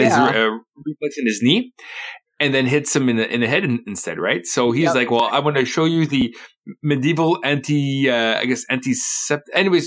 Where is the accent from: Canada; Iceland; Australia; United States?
Canada; Winnipeg, Manitoba; now in Ottawa, Canada; I'm from Winnipeg